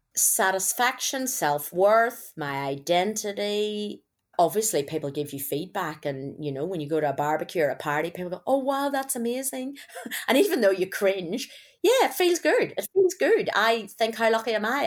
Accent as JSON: {"language": "English", "region": "Northern Ireland", "country": "United Kingdom", "tie": "born or raised there", "also_born_or_lived": "Belfast", "accent": "Irish", "moved": "as an adult", "lives_now": "Australia", "said": "growing up in Northern Ireland"}